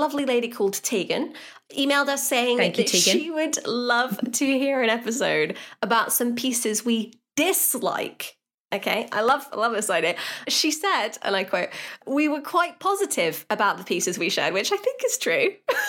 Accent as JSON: {"language": "English", "country": "United Kingdom", "said": "Well, you probably know that I'm British, but as a British person, one of my finest qualities is that I love to whine about stuff for hours."}